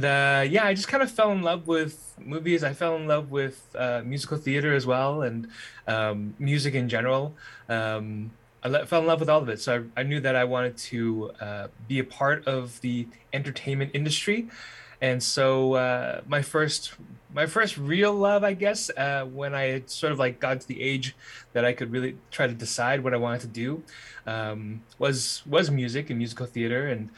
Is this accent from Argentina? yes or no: no; Winnipeg, Manitoba, Canada; also born or lived in Alberta / British Columbia; I was born in Winnipeg. My parents immigrated here from Hong Kong, back in the 70s. And when I was born, it was in Winnipeg, but we were unsettled.